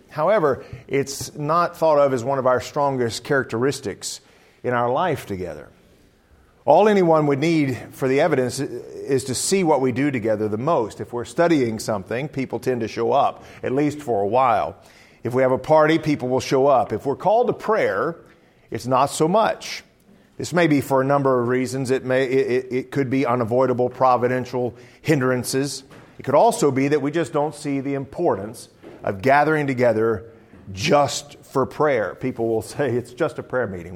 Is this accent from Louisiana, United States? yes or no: yes; South Louisiana, United States; moved away; also born or lived in Southern Illinois; I'm originally from South Louisiana